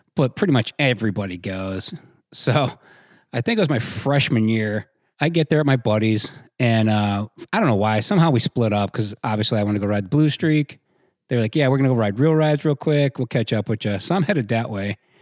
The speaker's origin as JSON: {"language": "English", "region": "Ohio", "country": "United States", "said": "I'm from Ohio"}